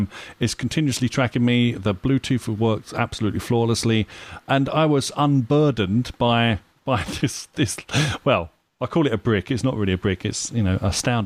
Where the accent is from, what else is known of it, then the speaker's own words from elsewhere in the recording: United Kingdom; I'm British.